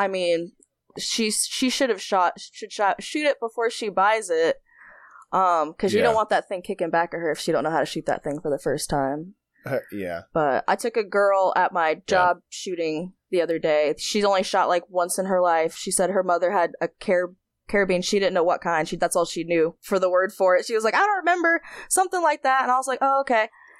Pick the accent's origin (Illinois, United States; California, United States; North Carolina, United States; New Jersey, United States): North Carolina, United States; also born or lived in New York; No, so I was born in New York, but my parents were in the military, so they didn't stay there that long. So, but they weren't in there very long afterwards, so they settled in North Carolina.